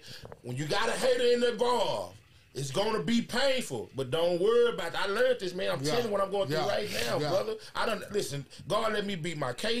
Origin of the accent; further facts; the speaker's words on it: Dallas, Texas, United States; Where you from? I'm from Dallas.